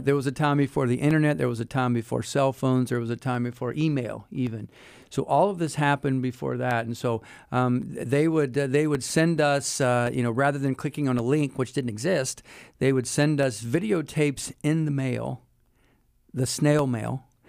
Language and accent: English; Wilmington, North Carolina, United States; moved away as an adult; also born or lived in England / Germany / Hawaii; now in Lynchburg, United States; I grew up in Wilmington, North Carolina